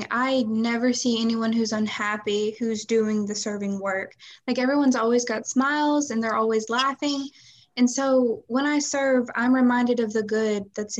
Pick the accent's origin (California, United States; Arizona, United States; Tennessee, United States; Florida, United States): Tennessee, United States; Dresden; I am from Dresden, Tennessee, so right here in Wickley County